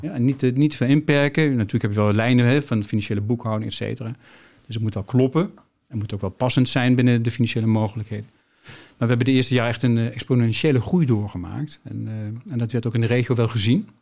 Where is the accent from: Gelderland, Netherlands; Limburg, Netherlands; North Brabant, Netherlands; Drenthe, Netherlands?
Gelderland, Netherlands; Nijmegen; Ik ben in Nijmegen opgegroeid